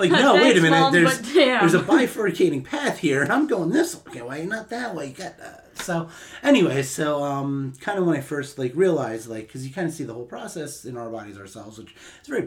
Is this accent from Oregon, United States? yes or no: no; Atlantic City, New Jersey, United States; I grew up in South Jersey, right outside of Atlantic City, New Jersey